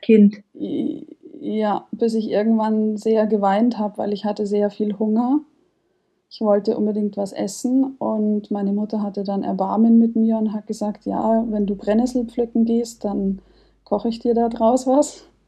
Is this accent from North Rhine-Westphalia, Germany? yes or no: no; Munich, Bavaria, Germany; bin 30 Jahre alt, ich komme aus München